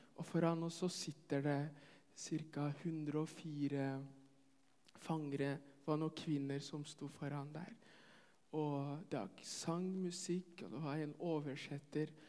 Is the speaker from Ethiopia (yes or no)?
yes; Ethiopia; now in Norway; jeg kommer fra Etiopia.